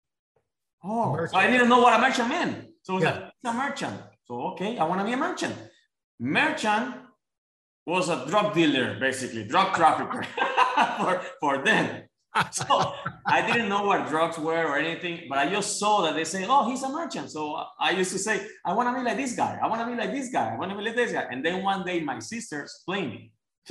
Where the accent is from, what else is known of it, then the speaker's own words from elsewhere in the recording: La Guajira, Colombia; English is a second language; moved away as an adult; also born or lived in Bogota, Colombia; now in United States; I'm from Colombia, from the North Coast. It's called La Guajira